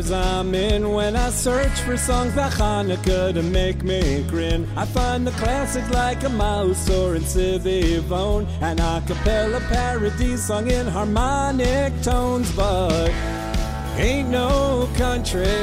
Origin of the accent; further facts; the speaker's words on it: Hollywood, Florida, United States; I'm from Hollywood, Florida, and I've been in the entertainment business pretty much forever.